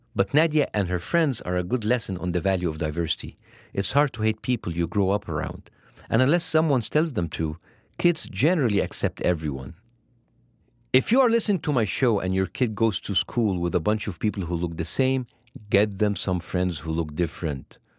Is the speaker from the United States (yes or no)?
no; Egypt; moved away; When I was growing up in Egypt